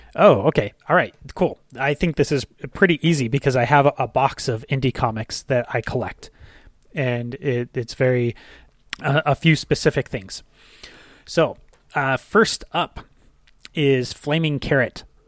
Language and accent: English; Ventura, California, United States; a recreation center in my hometown in Ventura